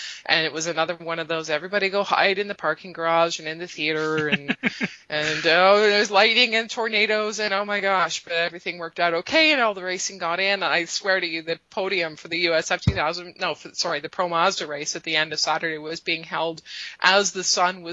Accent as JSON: {"language": "English", "country": "Canada", "said": "I'm Canadian"}